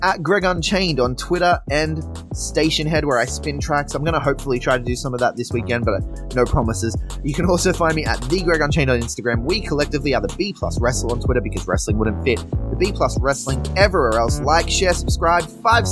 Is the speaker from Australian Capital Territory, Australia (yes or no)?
no; Sydney, New South Wales, Australia; now in Adelaide, Australia; I come from Sydney originally